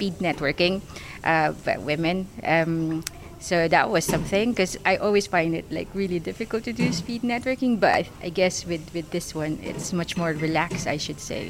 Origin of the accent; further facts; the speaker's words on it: Philippines; now in United Kingdom; I'm originally from the Philippines. So I've been here in the UK since 2001